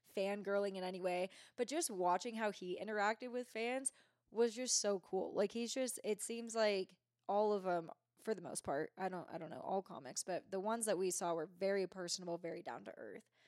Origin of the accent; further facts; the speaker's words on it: Bay Area, California, United States; now in Truckee, United States; I am from the Bay Area.